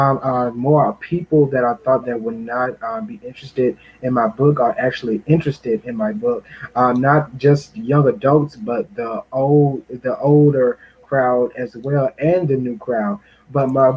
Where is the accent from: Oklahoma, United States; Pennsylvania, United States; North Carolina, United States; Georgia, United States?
North Carolina, United States; Henderson; my community, I am from Henderson, North Carolina, Vance County